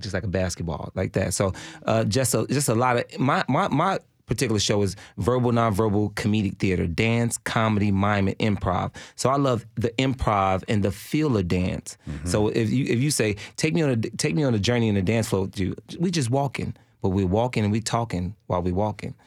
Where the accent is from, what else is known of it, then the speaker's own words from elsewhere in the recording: Chicago, Illinois, United States; also born or lived in Switzerland; now in Nashville, United States; I grew up in Chicago, so we had house music